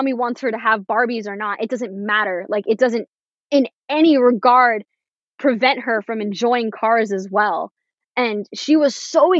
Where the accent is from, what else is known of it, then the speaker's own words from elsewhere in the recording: Florida, United States; first language English; I was born and raised in America. English is my first language. And I've grown up in a very, I will say, white-centric place. Like, Florida is Hispanic oriented, but where I live in Florida